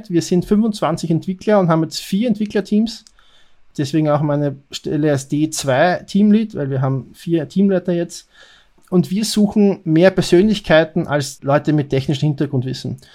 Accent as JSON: {"language": "German", "country": "Austria", "said": "Ich bin Österreicher, arbeite bei Payback Österreich"}